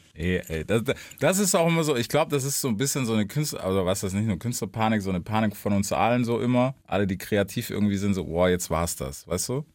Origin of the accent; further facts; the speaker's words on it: Memphis, Tennessee, United States; moved away; bei uns, also Memphis, wo ich her bin, ist relativ klein